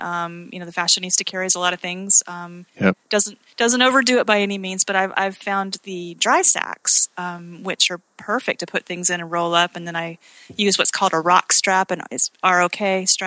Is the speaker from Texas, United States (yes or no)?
no; Utah, United States; now in Conway, United States; Me being from Utah